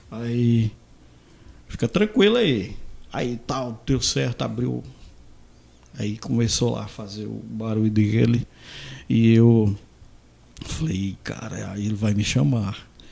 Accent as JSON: {"language": "Portuguese", "town": "Santa Terezinha", "region": "Mato Grosso", "country": "Brazil", "also_born_or_lived": "Goiânia", "said": "sou de Santa Terezinha"}